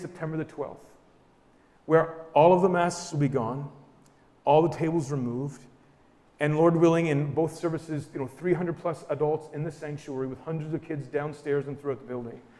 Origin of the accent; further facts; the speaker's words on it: New Brunswick, Canada; We're from New Brunswick